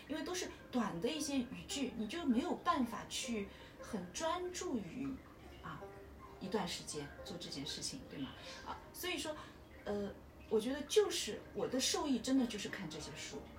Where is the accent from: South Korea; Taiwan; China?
China; 我就希望我们作为一个中国人啊，我就想跟大家说一下，我们作为中国人，你下辈子还会做中国人吗？